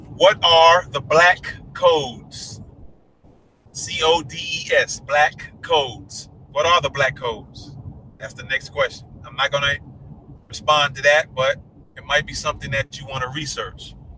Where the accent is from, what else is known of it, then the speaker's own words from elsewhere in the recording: New York, United States; moved away; I'm from New York